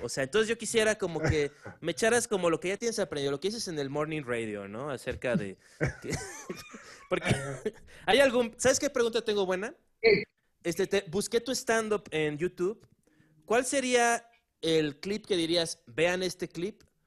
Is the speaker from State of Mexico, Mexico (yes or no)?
no; Acapulco, Guerrero, Mexico; moved away; soy, de Acapulco Guerrero, pues. O sea, no, no soy de la gran ciudad como ustedes.